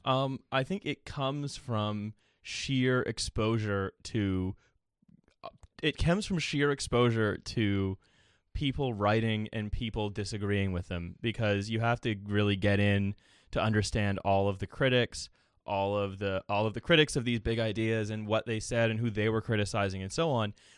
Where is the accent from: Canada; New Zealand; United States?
Canada; moved away as an adult; now in United Kingdom; as a Canadian. Um, and then living here in the U K